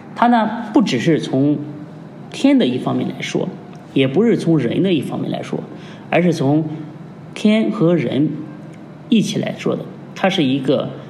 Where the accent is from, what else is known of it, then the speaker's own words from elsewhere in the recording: China; 我们， 呃，中国人